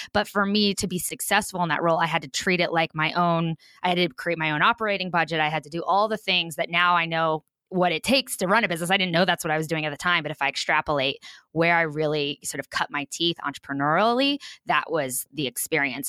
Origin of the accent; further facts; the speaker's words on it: rural Kansas, United States; am born and proudly raised in rural Kansas